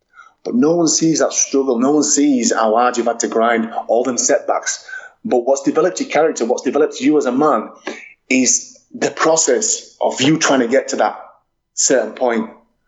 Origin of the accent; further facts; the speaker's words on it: England, United Kingdom; Remember, I'm England. I'm English, but I had Welsh heritage.